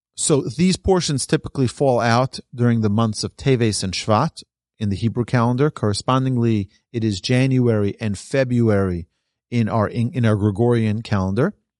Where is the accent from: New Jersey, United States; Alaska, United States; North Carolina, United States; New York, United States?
New York, United States; I'm from New York